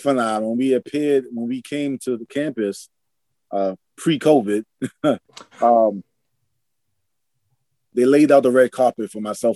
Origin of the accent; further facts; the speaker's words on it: New York City, New York, United States; I'm a kid of New York City. I grew up in Harlem, New York